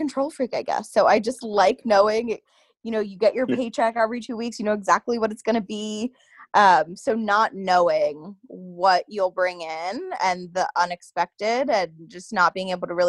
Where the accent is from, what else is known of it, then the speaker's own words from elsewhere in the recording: Bethlehem, Pennsylvania, United States; I was born and raised in Bethlehem